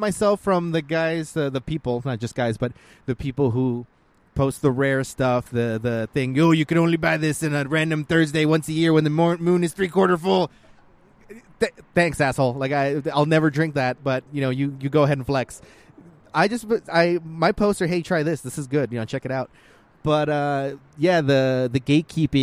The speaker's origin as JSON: {"language": "English", "town": "Houston", "region": "Texas", "country": "United States", "first_language": "Spanish", "second_language": "English", "moved": "as an adult", "lives_now": "Tucson, United States", "said": "I'm from Houston, Texas"}